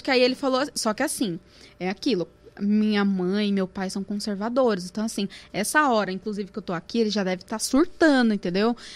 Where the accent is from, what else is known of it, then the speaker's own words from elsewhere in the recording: Santo André, São Paulo, Brazil; eu nunca saí de Santo André de sampa